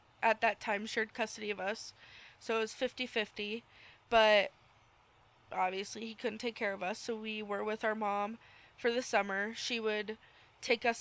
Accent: New Jersey, United States; moved away; We're from Jersey. Me, my mom, and my dad we're all three from Jersey. My brother's from here. He's a native.

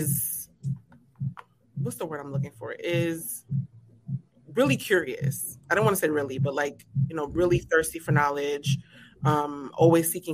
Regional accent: New York City, New York, United States; now in Charlotte, United States; I'm actually born and raised in New York

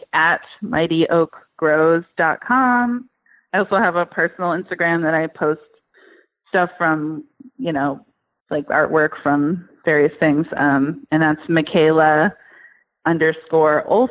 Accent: New Hampshire, United States; moved away; I'm originally from New Hampshire

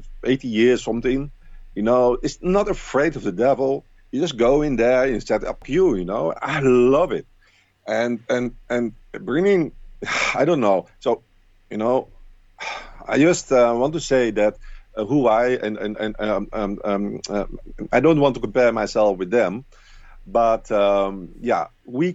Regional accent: Rotterdam, South Holland, Netherlands; Rotterdam and the Netherlands, my hometown.

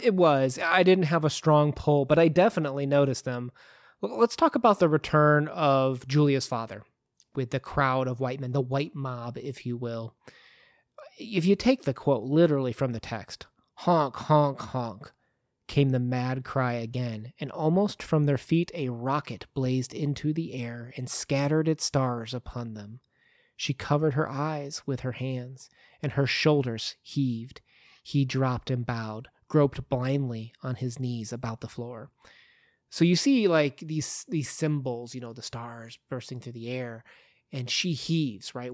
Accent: United States

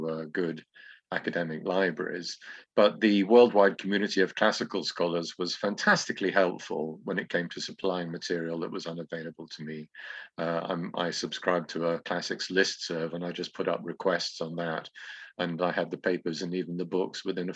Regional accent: England, United Kingdom; moved away as an adult; now in Greece; I should say English now

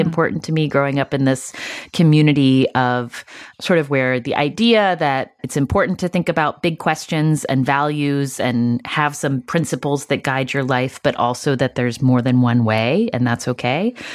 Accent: West Virginia, United States; I grew up in West Virginia

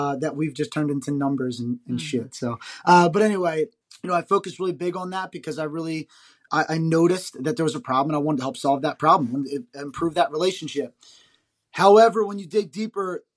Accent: New Jersey, United States; I grew up in South Jersey

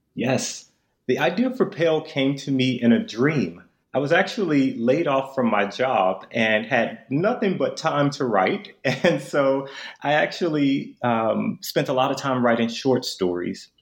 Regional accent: Memphis, Tennessee, United States; I'm actually from Memphis

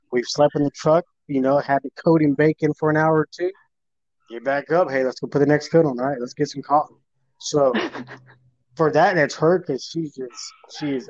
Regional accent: Las Vegas, Nevada, United States; moved away as an adult; I was born and raised in Vegas. I'm from Vegas

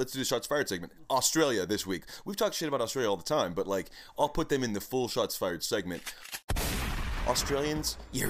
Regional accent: United States; growing up in America

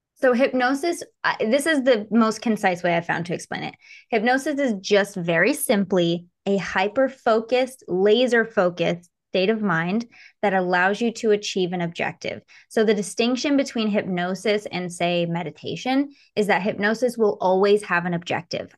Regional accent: Michigan, United States; moved away as an adult; now in California, United States; I grew up in Michigan.

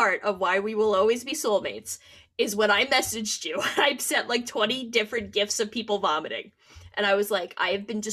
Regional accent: United States; we're American

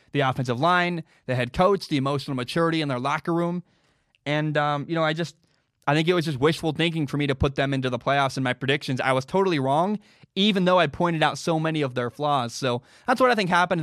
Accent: Washington, United States; my home state of Washington

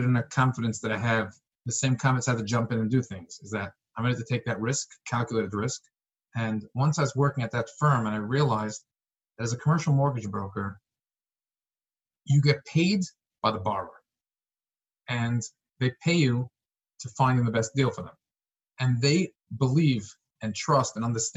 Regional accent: New York City, New York, United States; I was born in Brooklyn, New York

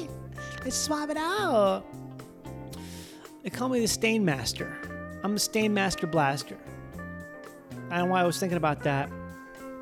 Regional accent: Minnesota, United States; I'm from Minnesota

